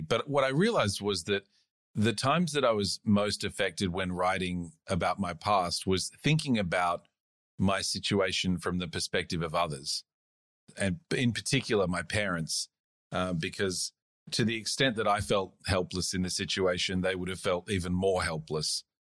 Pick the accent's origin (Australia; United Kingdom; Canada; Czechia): Australia; also born or lived in South Africa / United States; I moved here when I was about eight or something like that. I just went to high school